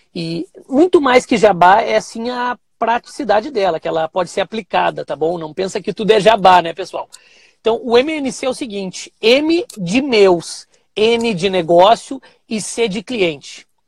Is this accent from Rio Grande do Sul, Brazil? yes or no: yes; Cachoeirinha, Rio Grande do Sul, Brazil; Sou aqui do Rio Grande do Sul, da cidade de Cachoeirinha, do ladinho de Porto Alegre